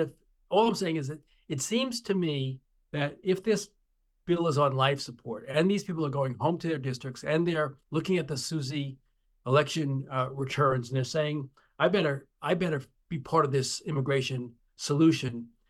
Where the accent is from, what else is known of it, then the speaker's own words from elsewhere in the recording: Long Island, New York, United States; the district in which I grew up on Long Island